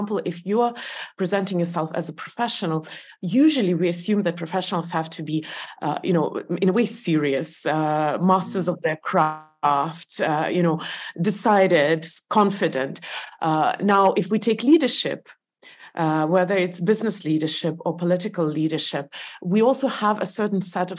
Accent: Estonia; also born or lived in Belarus; Soviet Union was a big country, and I did live most of my life in Estonia until I got married. But yes, I was born in Belarus.

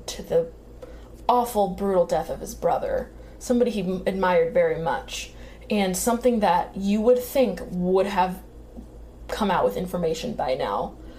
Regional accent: Maine, United States; born or raised there

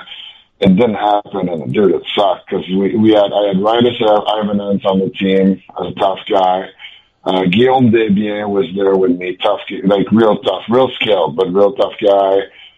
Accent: Quebec, Canada; I wish so bad that I was going to sign in Montreal, right? Like, that was, you know, I grew up in Quebec.

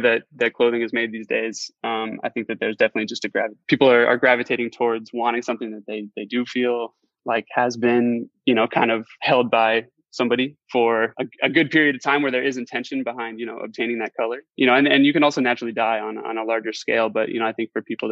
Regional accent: Phoenix, Arizona, United States; I grew up here in Phoenix

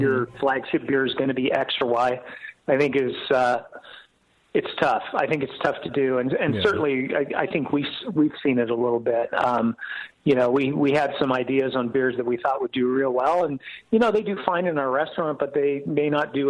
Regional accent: Walnut Creek, California, United States; moved away as an adult; also born or lived in San Diego; now in Atlanta, United States; I'm actually a Bay Area guy. I grew up in Walnut Creek

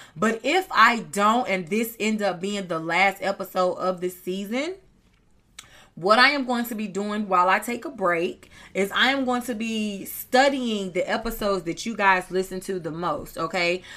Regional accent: North Carolina, United States; I'm from North Carolina

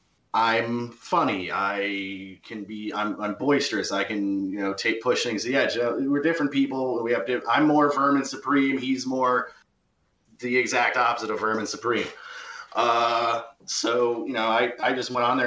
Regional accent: United States; I'm an American.

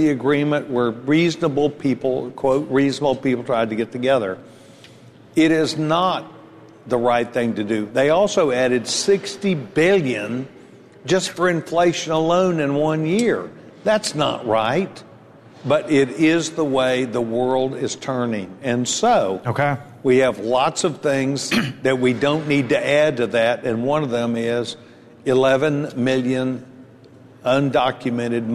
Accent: Texas, United States; I'm a Texan

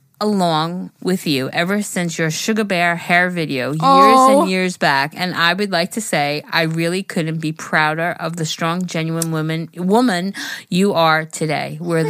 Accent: Toronto, Ontario, Canada; I'm from Toronto and my boyfriend is from Vancouver.

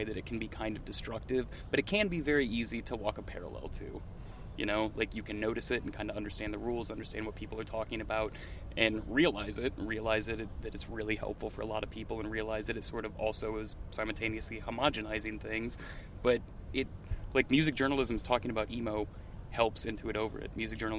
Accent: Iowa, United States; That's growing up in Iowa, those were things that, like, made me late for shit.

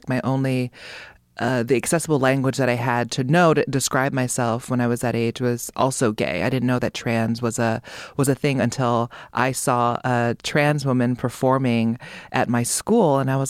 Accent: Hawaii, United States; I grew up in Hawaii

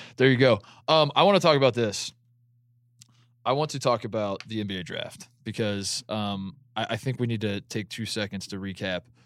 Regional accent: Indiana, United States; I'm from Indiana

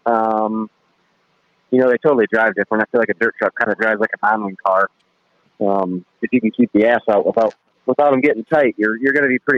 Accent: Fremont, Ohio, United States; I'm from Fremont

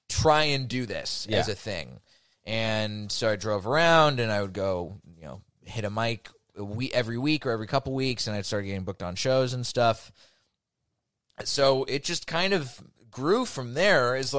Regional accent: Dallas, Texas, United States; I'm from Dallas, blah, blah, blah.

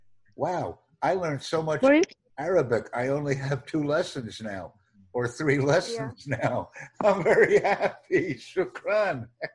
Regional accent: United States; I'm from the United States.

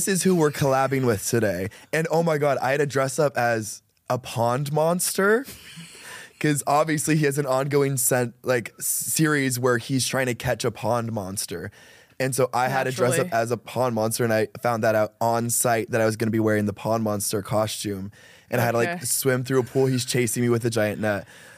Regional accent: Iowa, United States; moved away as an adult; now in Los Angeles, United States; I am from Iowa

